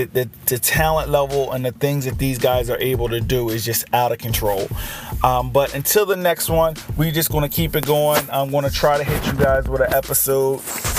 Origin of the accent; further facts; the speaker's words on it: Philadelphia, Pennsylvania, United States; I'm a virgin from Philadelphia